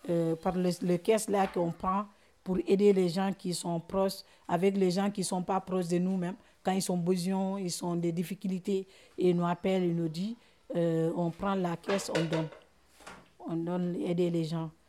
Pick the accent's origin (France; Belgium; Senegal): Senegal; French is a second language; Je suis un Sénégalais.